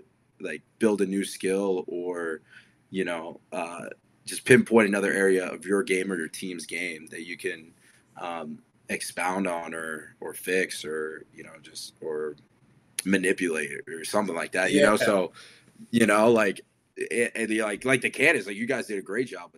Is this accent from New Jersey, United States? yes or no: yes; New Jersey, United States; I grew up in New Jersey